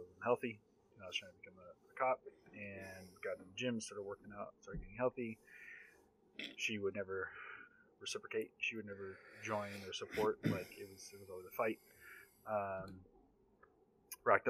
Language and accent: English; Southern California, United States; Born and raised in Southern California